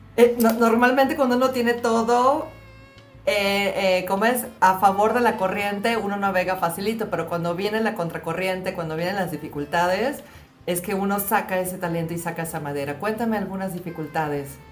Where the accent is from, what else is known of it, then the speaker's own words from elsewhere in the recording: Valencia, Carabobo, Venezuela; moved away; cuando yo crecí en Valencia, cuando nosotros crecimos en Valencia